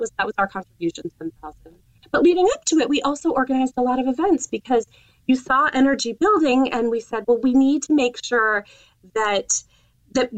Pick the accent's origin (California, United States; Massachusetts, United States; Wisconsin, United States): Massachusetts, United States; Northampton; my hometown, which is Northampton, Massachusetts